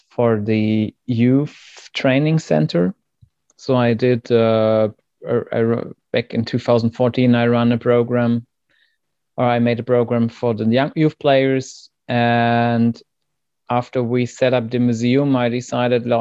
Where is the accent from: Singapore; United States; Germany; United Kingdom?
Germany; East Germany; English is a second language; moved away as an adult; now in Hamburg, Germany; I grew up in East Germany